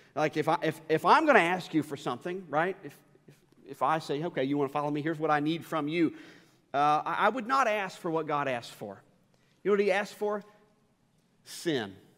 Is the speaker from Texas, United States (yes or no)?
no; Northern Kentucky, United States; now in Louisville, United States; I grew up in Northern Kentucky